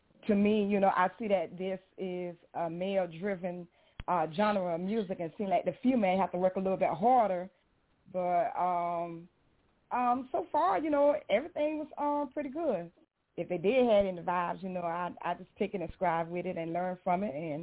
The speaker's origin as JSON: {"language": "English", "town": "Blackville", "region": "South Carolina", "country": "United States", "said": "I am from Blackville, South Carolina"}